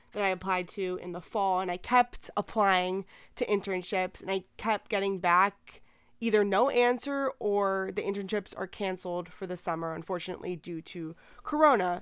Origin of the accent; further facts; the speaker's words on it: Miami, Florida, United States; I'm from Miami, and I'm twenty-one